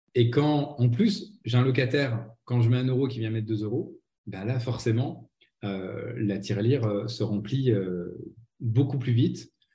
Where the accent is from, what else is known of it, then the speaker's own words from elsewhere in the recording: Nancy, Grand Est, France; moved away as an adult; also born or lived in Aix-en-Provence; une petite radio locale à Nancy qui était mon qui est ma ville natale